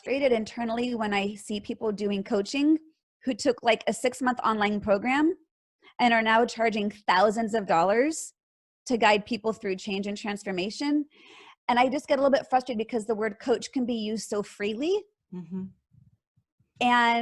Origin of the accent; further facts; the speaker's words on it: Bay Area, California, United States; Born and raised in California. Born in Southern California and moved up to the Bay Area going into third grade